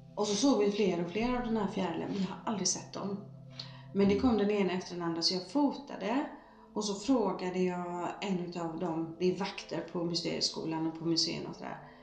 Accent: Gothenburg, Västra Götaland, Sweden; Jag föddes i Bergsjön

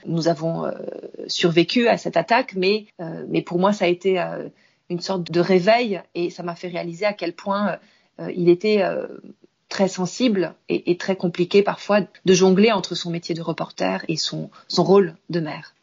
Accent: France; moved away as an adult; also born or lived in Tehran, Iran / Beirut, Lebanon / Cairo, Egypt; now in Istanbul, Turkey; j'ai quitté la France il y a plus de 20 ans maintenant, puisque j'ai décidé d'aller m'installer d'abord à Téhéran, en Iran

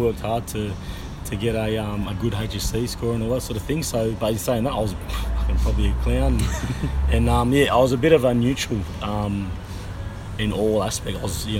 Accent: Sydney, New South Wales, Australia; I grew up in the inner city, the South Sydney sort of area.

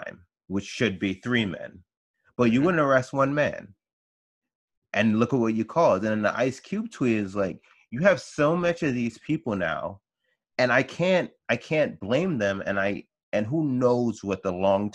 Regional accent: New York, United States; I grew up here in New York

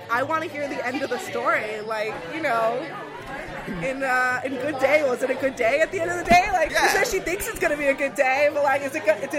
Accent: New York City, New York, United States; born or raised there

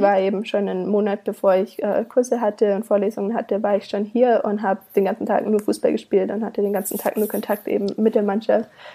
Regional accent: Königsfeld im Schwarzwald, Baden-Württemberg, Germany; moved away as an adult; also born or lived in Canada; now in Savannah, United States; Ich komme aus einem winzigen Kaff äh, im Schwarzwald

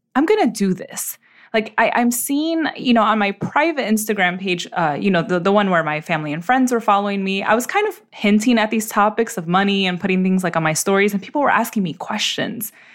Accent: New York City, New York, United States; I was born and raised in the Bronx, uh, New York City

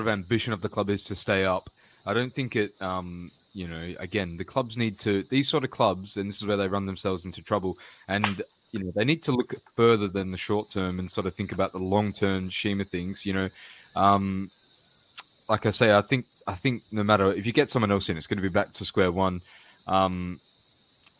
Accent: Australia; being Australian

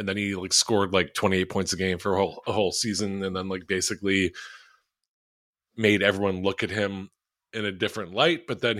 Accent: Philadelphia, Pennsylvania, United States; Like, we're from Philly, fucking Philly. No one likes us.

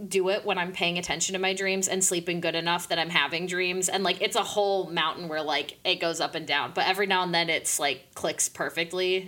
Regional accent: Indiana, United States; also born or lived in Pittsburgh, Pennsylvania / State College, Pennsylvania; now in Chicago, United States; growing up in Indiana and my dad really like wanted us on like running all the time

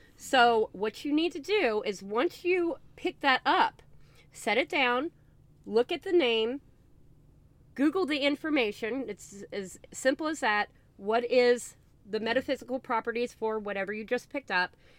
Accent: the South, United States; I am from the South

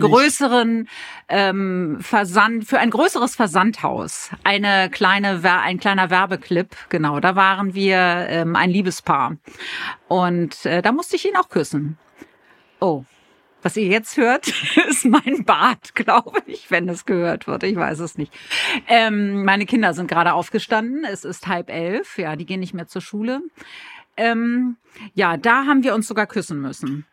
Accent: Berlin, Germany; accent: Berlin; moved away; also born or lived in Hamburg; als Berlinerin

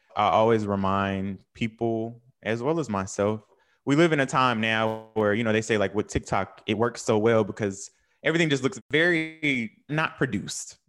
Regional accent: North Carolina, United States; moved away as an adult; also born or lived in New York; I'm from North Carolina.

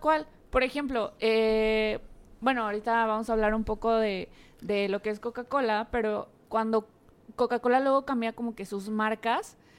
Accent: Mexico; aquí en México

